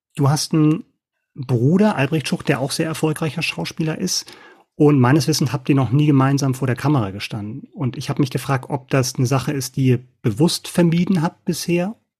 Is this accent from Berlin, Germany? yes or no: yes; Berlin, Germany; ich bin ja gespannt als Berliner